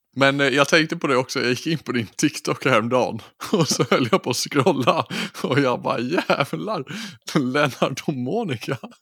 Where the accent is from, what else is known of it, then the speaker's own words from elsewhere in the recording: Gotland, Sweden; moved away; Jag var hemma på Gotland med mamma, min tjej och min syrra och hennes kille